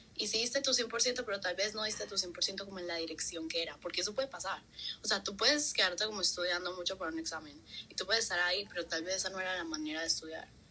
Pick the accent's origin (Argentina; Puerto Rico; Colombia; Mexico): Colombia; moved away; soy colombiana